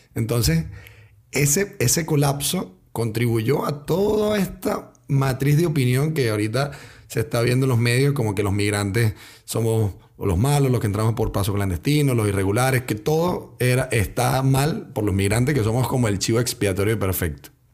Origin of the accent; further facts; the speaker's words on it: Venezuela; moved away as an adult; now in Chile; yo también soy venezolano